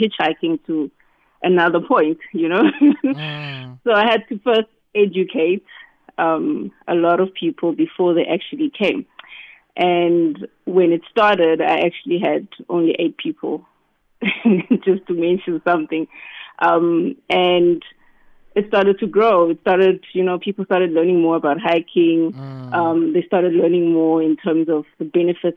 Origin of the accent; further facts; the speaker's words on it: Newcastle, KwaZulu-Natal, South Africa; also born or lived in Cape Town; I grew up in Newcastle